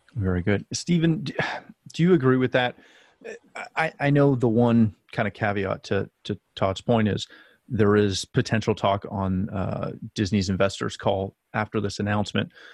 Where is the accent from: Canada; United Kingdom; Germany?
Canada; myself being a Canadian guy